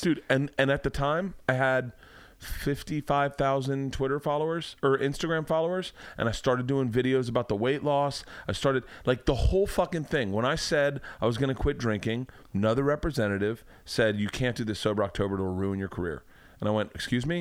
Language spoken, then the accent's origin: English; Tampa, Florida, United States; growing up in Tampa